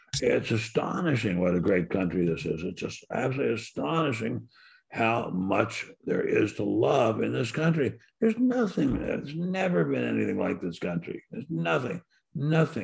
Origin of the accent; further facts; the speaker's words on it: United States; I was born in America